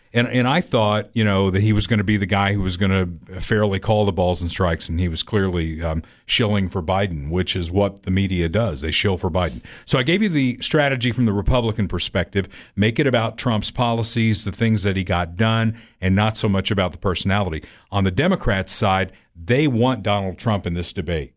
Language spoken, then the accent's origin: English; Evansville, Indiana, United States; moved away as an adult; also born or lived in Hartford, Connecticut; now in Kansas City, United States; I grew up in Evansville, Indiana, which is one of the friendliest communities in the world